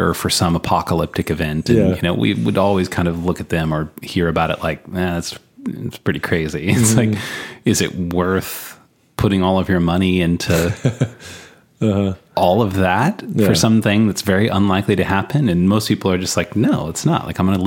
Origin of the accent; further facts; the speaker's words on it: Texas, United States; moved away; growing up in Texas